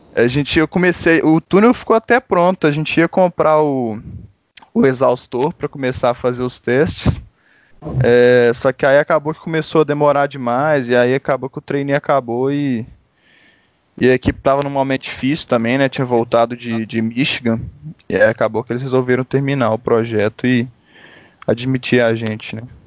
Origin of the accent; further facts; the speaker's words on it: Belo Horizonte, Minas Gerais, Brazil; eu sou de BH mesmo